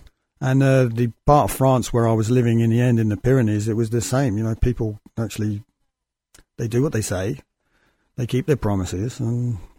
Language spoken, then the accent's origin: English; United Kingdom; And I came from Britain.